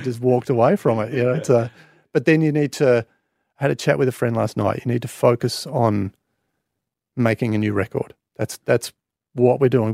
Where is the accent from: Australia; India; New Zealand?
Australia; I'm obviously proudly Australian